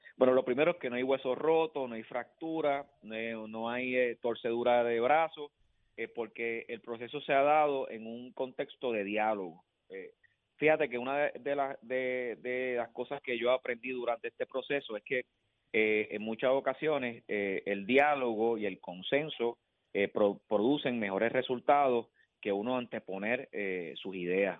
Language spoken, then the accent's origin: Spanish; Villalba, Puerto Rico; mi pueblo